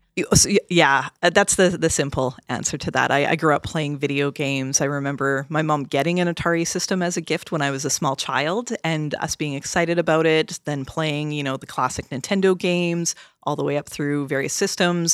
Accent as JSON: {"language": "English", "country": "Canada", "said": "I'm Canadian"}